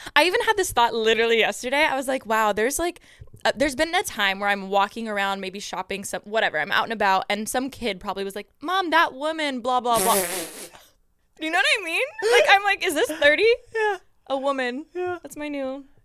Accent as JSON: {"language": "English", "town": "Moreno Valley", "region": "California", "country": "United States", "tie": "born or raised there", "said": "growing up in Moreno Valley"}